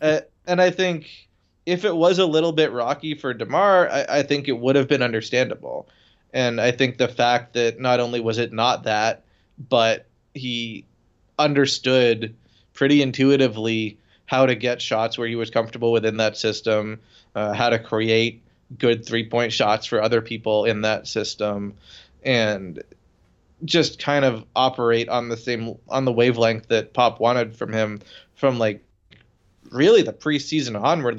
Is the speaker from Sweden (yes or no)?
no; Toronto, Ontario, Canada; moved away; I went to Toronto the other week, my hometown